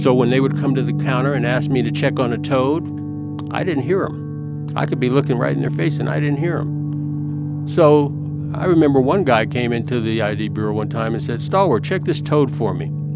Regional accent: El Paso, Texas, United States; born or raised there; also born or lived in Chicago, Illinois

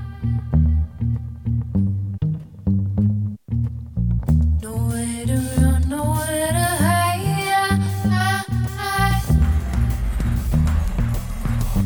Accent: Boulder, Colorado, United States; moved away as an adult; also born or lived in Denver, Colorado; now in Los Angeles, United States; growing up in Boulder, Colorado

